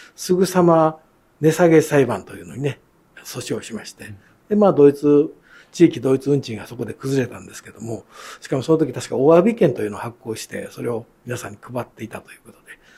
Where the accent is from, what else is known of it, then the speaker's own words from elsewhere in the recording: Kyoto, Japan; 京都生まれ